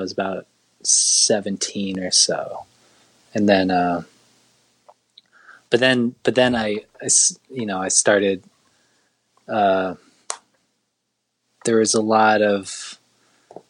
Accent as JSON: {"language": "English", "town": "Laguna Beach", "region": "California", "country": "United States", "tie": "born or raised there", "said": "the town I grew up in Laguna Beach"}